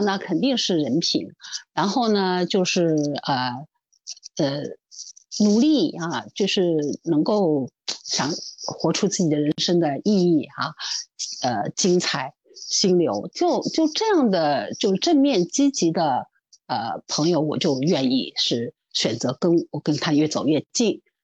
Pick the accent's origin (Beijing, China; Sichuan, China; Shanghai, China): Shanghai, China; 因为我是上海人